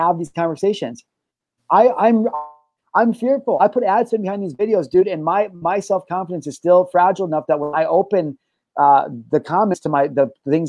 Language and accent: English; United States; I'm an American